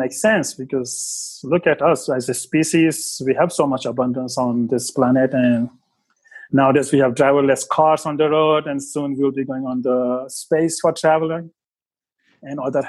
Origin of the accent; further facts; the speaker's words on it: Mumbai, Maharashtra, India; moved away as an adult; now in Australia; I grew up in Mumbai